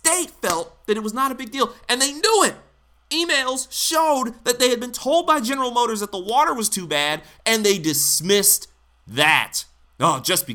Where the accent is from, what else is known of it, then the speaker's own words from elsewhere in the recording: Detroit, Michigan, United States; grew up in Detroit, and I've seen what happens in my hometown